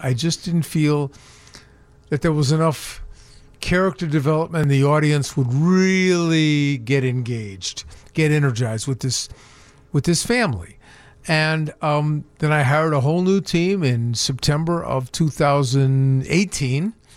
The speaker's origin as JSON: {"language": "English", "town": "Chicago", "region": "Illinois", "country": "United States", "tie": "born or raised there", "said": "grew up on the, on, in, on the north side of Chicago in an area called West Rogers Park"}